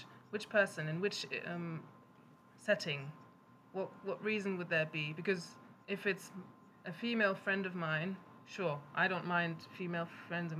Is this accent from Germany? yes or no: yes; Germany; moved away; I remember them from growing up in Germany